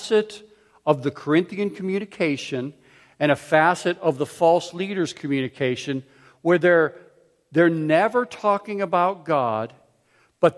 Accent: Pittsburgh, Pennsylvania, United States; also born or lived in Philadelphia; I grew up in Pittsburgh where curbs were round and smooth

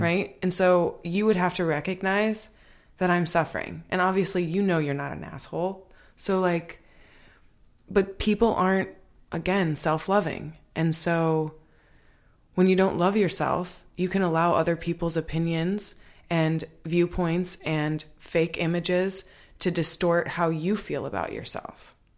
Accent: Michigan, United States; also born or lived in Hawaii; now in Los Angeles, United States; Michigan. I'm from

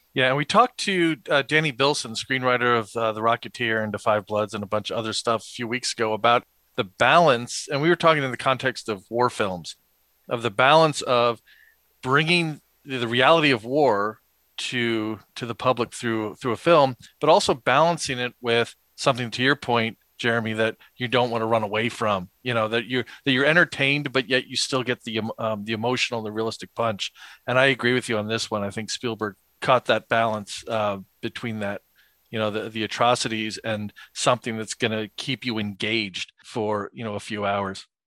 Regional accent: East Coast, United States; growing up on the East Coast

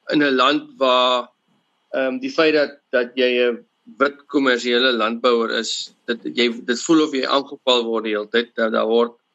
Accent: Western Cape, South Africa; ek is gebore op uh, wel in in hierdie area waar in ons boer in 'n hospitaal of ding naby. En ek het grootgeword op op 'n familieplaas

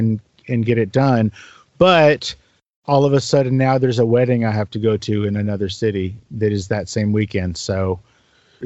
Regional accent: San Antonio, Texas, United States; also born or lived in Louisville, Kentucky; I was born in San Antonio

